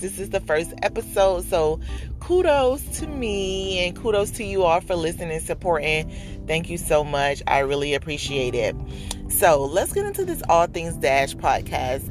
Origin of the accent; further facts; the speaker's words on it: Dade County, Florida, United States; born and raised in the county of Dade